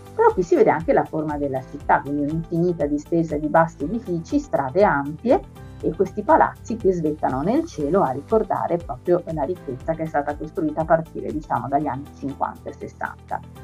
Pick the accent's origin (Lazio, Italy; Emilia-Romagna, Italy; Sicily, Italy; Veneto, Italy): Veneto, Italy; Venice; Io sono una tamestre che è quel posto vicino a Venezia dove si arriva e si parte normalmente, un luogo di passaggio che permette a tutti noi mestrini